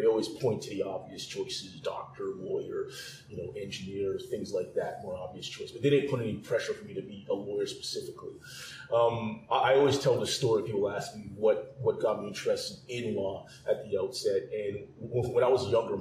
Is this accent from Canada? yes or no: yes; Thornhill, Ontario, Canada; also born or lived in Willowdale, North York; And we grew up there in Thornhill.